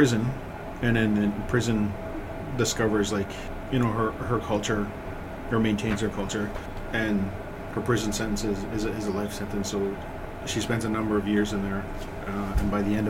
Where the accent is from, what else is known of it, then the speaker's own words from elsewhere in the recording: Ontario, Canada; also born or lived in Rolling River Reserve, Manitoba; my home reserve is Rolling River, but I grew up in Ontario